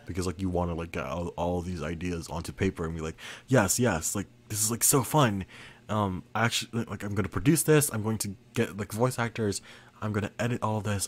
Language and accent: English; Philippines; I am Filipino